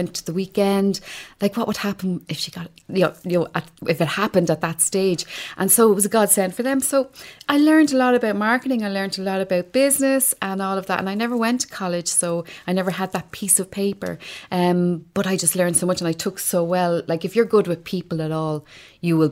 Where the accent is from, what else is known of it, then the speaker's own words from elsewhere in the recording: Dublin, Leinster, Ireland; also born or lived in Ballymun, Dublin; I was born in Ballymun Flats. I grew up in Talla.